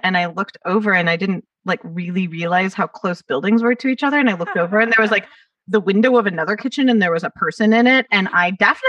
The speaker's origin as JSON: {"language": "English", "town": "Los Angeles", "region": "California", "country": "United States", "tie": "born or raised there", "accent": "Valley Girl", "said": "she grew up not that far from where I grew up in the Valley."}